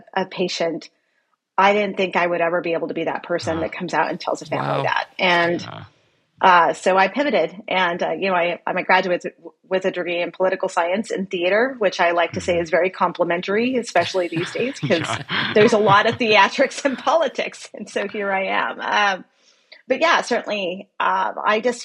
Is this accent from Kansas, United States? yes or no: no; El Paso, Texas, United States; moved away; my hometown of El Paso